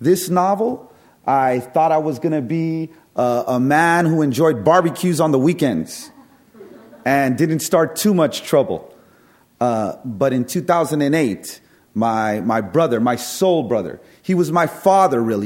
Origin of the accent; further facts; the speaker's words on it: San Francisco, California, United States; I was born and raised in the Mission District of San Francisco